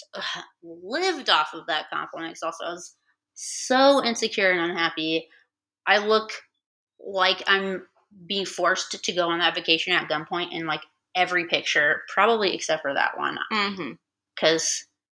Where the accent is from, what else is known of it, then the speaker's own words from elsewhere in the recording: Indiana, United States; moved away; I went to college in my hometown and lived at home